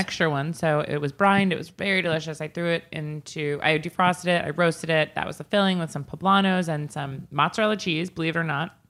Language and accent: English; Northport, New York, United States; We used to have a Chinese restaurant in my hometown in Northport